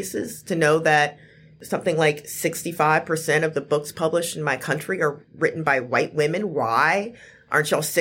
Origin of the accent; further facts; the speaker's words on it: Memphis, Tennessee, United States; I'm from North Memphis